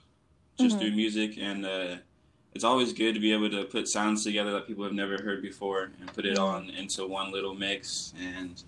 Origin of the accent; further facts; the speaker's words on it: Chino, California, United States; now in Los Angeles, United States; I'm from Chino, but right now I reside in LA.